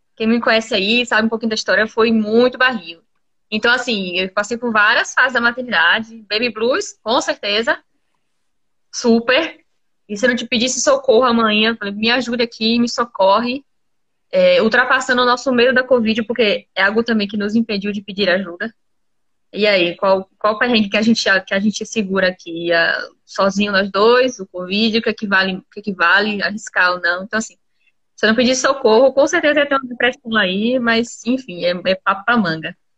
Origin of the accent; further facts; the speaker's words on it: Camaçari, Bahia, Brazil; moved away as an adult; now in Vitória da Conquista, Brazil; Eu não sou daqui, sou de Camaçari. Então eu sou do calor.